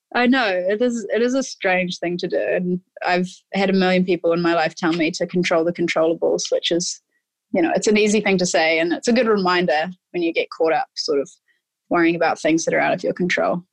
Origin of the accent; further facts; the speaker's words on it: New Zealand; moved away as an adult; also born or lived in United States / England; I grew up playing in New Zealand and went through all of the age group sort of rep stuff in New Zealand